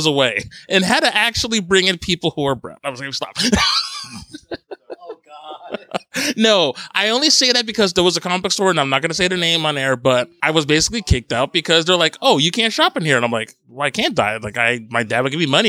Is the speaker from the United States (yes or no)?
yes; Paterson, New Jersey, United States; moved away; also born or lived in Long Island; I'm from Paterson, New Jersey, and that's where I was living when we were dating